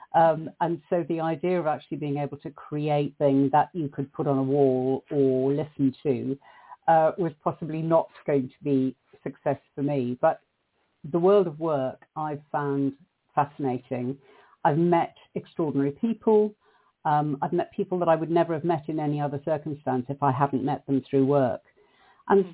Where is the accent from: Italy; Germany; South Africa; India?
South Africa; moved away; the hideous society that I grew up in South Africa